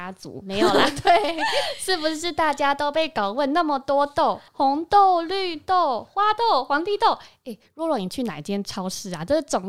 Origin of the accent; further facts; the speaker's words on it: Taiwan; 我们台湾人